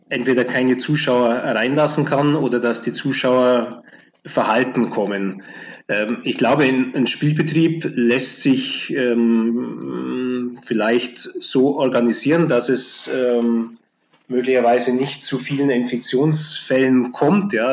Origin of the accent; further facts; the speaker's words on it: Augsburg, Bavaria, Germany; Ähm, also ich bin ja groß geworden in Augsburg, ähm, der Stadt mit dem, äh, wie der Augsburger Former sagt, ältesten Eislauftreibenden Verein in Deutschland von 1878.